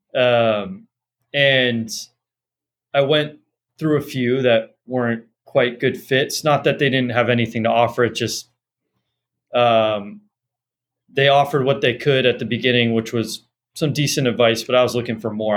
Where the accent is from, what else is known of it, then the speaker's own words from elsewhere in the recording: Los Angeles, California, United States; I grew up in Los Angeles